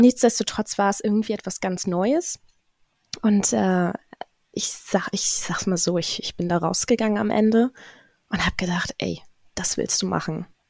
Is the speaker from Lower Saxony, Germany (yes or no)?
yes; Zetel, Lower Saxony, Germany; nie weggekommen hier so wirklich. Ähm, also auch den Menschen hier im Umfeld ganz nah und, und man kennt sich. Bin somit auch ähm, in den öffentlichen Dienst gerutscht hier in Zetel